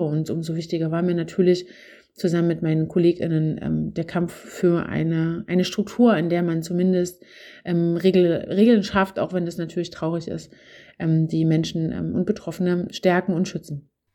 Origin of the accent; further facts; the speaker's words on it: Zwickau district, Saxony, Germany; mein Aufwachsen auf dem Land in äh, Sachsen. Ähm, ich komme aus dem Zwickauer Land